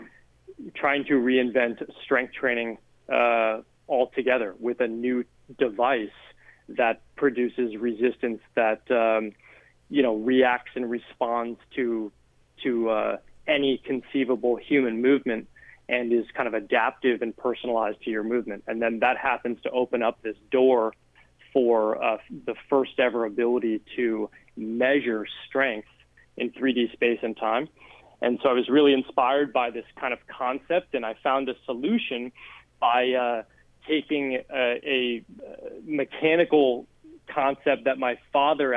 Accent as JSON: {"language": "English", "area": "outside of Boston", "region": "Massachusetts", "country": "United States", "tie": "born or raised there", "said": "I grew up outside of Boston."}